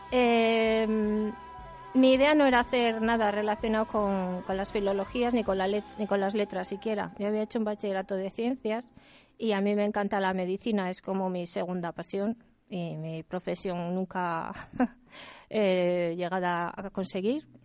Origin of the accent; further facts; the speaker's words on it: Castile and León, Spain; born there; Pues eh, nací en un pueblecito de León, cerquita de Astorga, pero ha sido por circunstancias que estaban allí mis padres. Yo no tengo allí raíces